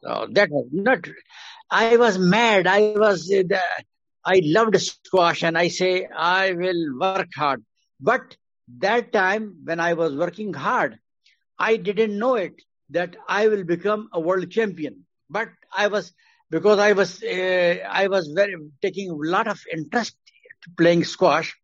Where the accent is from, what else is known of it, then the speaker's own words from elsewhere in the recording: Quetta, Balochistan, Pakistan; I was born in Quetta, mm hmm Balochistan, uh, because my father was working there in Staff College, Quetta